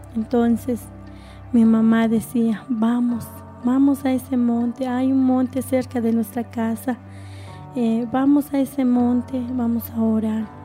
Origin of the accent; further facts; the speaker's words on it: Nahualá, Sololá, Guatemala; somos de, de Nahualá, departamento de Sololá